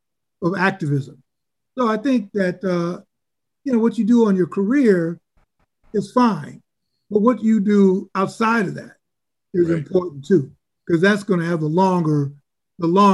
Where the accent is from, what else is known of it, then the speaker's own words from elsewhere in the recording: Chicago, Illinois, United States; I grew up in Chicago